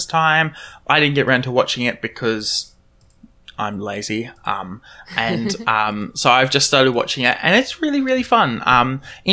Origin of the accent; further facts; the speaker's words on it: Australia; accent: Australian; my lovely Australian accent